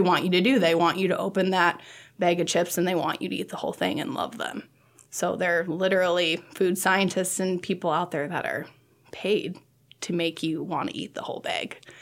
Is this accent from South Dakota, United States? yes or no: yes; Sioux Falls, South Dakota, United States; moved away as an adult; now in Nebraska, United States; I'm from Sioux Falls, South Dakota.